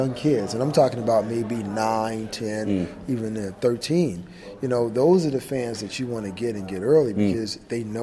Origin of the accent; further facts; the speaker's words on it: Miami, Florida, United States; I grew up in Miami